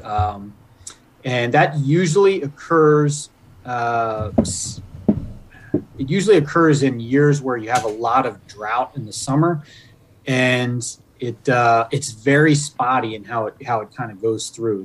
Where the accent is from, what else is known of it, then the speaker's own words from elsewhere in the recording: Pennsylvania, United States; moved away as an adult; also born or lived in Virginia / Illinois; now in Michigan, United States; I grew up in Pennsylvania.